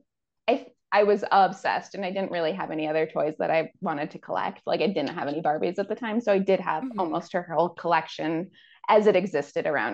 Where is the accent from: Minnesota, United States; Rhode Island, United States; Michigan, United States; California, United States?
Minnesota, United States; I am blonde and from Minnesota